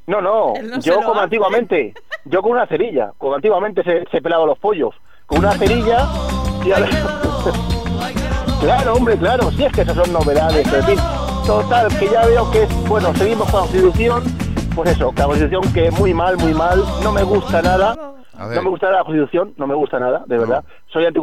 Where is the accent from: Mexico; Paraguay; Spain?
Spain; Community of Madrid; porque yo soy independentista madrileño.